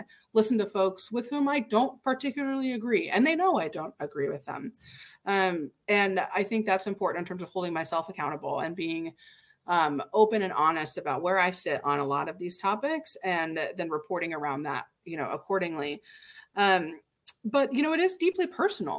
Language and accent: English; Indiana, United States; I'm from Indiana, like, good Hoosier through and through